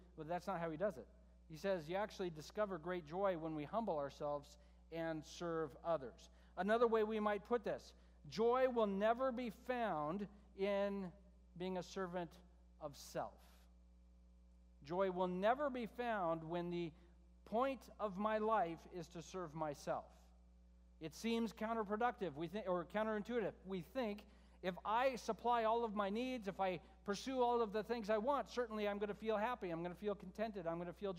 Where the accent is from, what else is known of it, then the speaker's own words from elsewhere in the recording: United States; as American Christians